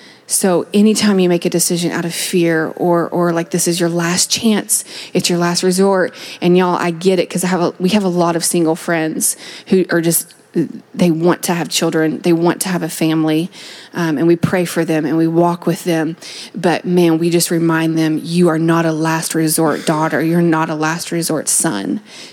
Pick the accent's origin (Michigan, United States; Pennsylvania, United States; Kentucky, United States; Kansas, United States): Kentucky, United States; moved away as an adult; Yeah, so I moved out here from Kentucky 7 years ago to get my theology degree